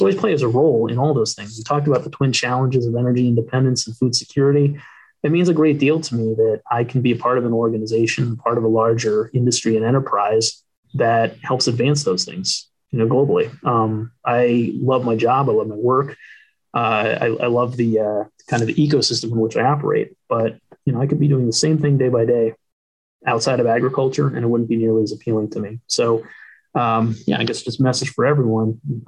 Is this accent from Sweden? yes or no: no; East Coast, United States; I'm from the East Coast. Like I grew up all up and down the East Coast where, you know, it's not a large, you know, traditional row crop, you know, production zone.